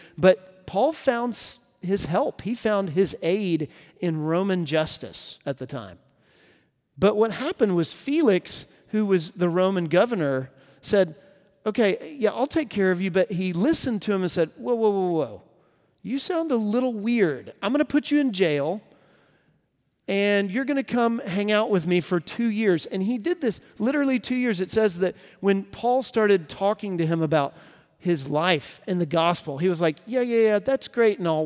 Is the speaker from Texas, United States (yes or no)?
yes; Texas, United States; moved away as an adult; now in Nashville, United States; I'm from Texas originally, and it's where I met my wife, and uh, we both grew up there